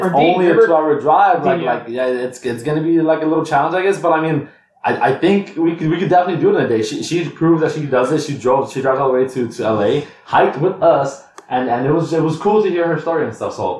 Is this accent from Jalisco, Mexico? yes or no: no; Michoacán, Mexico; moved away; I'm from Michoacán.